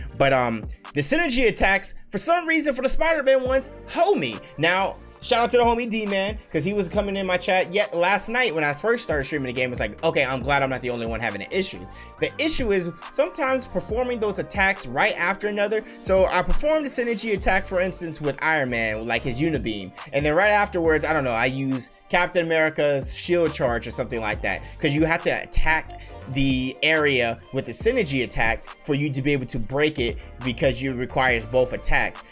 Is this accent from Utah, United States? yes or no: no; Las Vegas, Nevada, United States; I am born and raised in Vegas